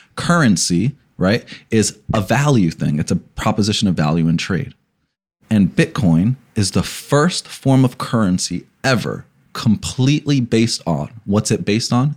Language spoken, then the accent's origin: English; New Jersey, United States; I'm from New Jersey, and Passaic, Patterson, coupled, and Newark, right? And so you gr, I grew up around a lot of gangs